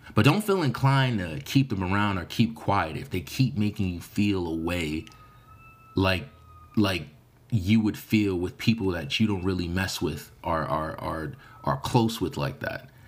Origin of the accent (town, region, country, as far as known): United States